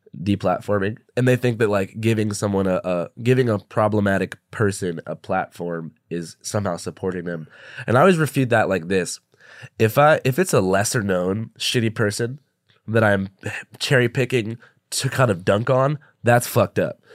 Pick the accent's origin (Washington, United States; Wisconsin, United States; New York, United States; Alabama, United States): Washington, United States; Seattle; when I was, like, thirteen in Seattle